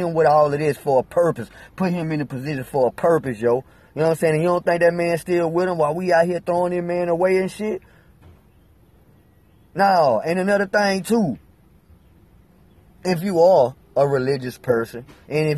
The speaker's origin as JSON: {"language": "English", "region": "Alabama", "country": "United States", "said": "I'm from Alabama"}